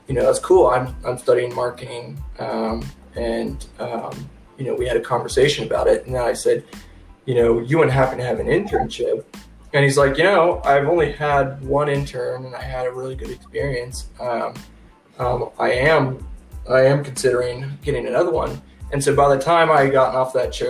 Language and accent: English; Elko, Nevada, United States; moved away as an adult; also born or lived in Reno, Nevada; I'm originally from Reno area, but I don't really remember that because from such a young age we moved to Elko and grew up on my mom's family's cattle ranch